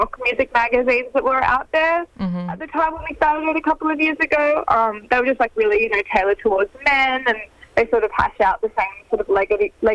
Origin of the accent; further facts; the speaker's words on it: Sydney, New South Wales, Australia; we're both from Sydney